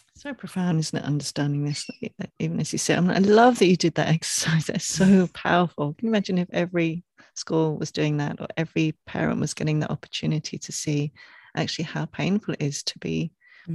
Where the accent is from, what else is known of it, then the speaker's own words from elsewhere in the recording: England, United Kingdom; growing up in England